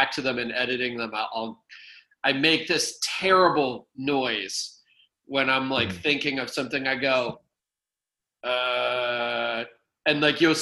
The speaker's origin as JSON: {"language": "English", "region": "Northeast", "country": "United States", "tie": "born or raised there", "said": "growing up in the Northeast"}